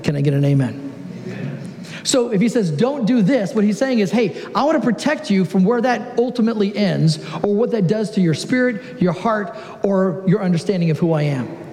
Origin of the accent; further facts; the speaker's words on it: Southern California, United States; moved away as an adult; now in Oregon, United States; I am originally from Southern California, but for the last 13 years, I've had the great joy of living in Oregon.